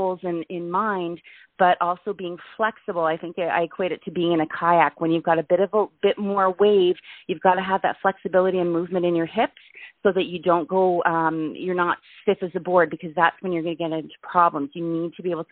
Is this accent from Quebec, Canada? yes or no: yes; Montreal, Quebec, Canada; also born or lived in Toronto, Canada; now in Calgary, Canada; I'm originally from Montreal and then ended up in Toronto, and I've been in Calgary, Alberta for the past 11 years.